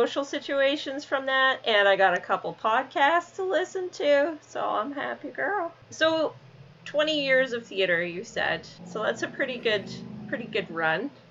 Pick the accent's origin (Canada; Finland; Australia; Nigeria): Canada; Alberta; now in Sarnia, Canada; I'm from Alberta originally. I've only lived in Sarnia for 4 or 5 years.